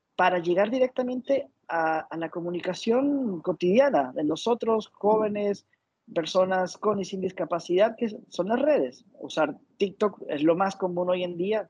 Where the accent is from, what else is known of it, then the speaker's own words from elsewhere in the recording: Ecuador; now in Panama; soy de Ecuador, actualmente vivo en Panamá